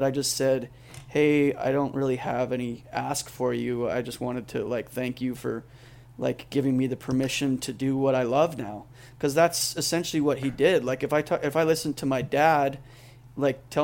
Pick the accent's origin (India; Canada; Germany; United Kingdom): Canada; now in Boise, United States; I grew up in Canada